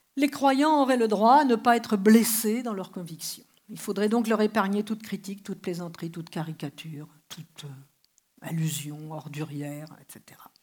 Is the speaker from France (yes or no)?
yes; France; je suis française